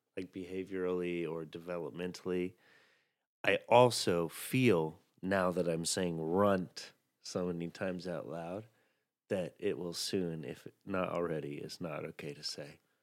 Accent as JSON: {"language": "English", "region": "the South", "country": "United States", "tie": "born or raised there", "moved": "yes", "lives_now": "New York, United States", "said": "I was raised in the South"}